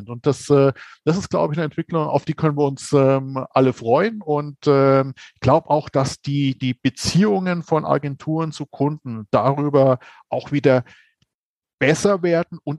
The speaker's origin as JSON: {"language": "German", "region": "Bavaria", "country": "Germany", "said": "ich bin ja Franke. So, das heißt, ähm, als Franke hat man ja eine genetisch ähm, veranlagte Neigung ähm, zum Hopfenkaltgetränk."}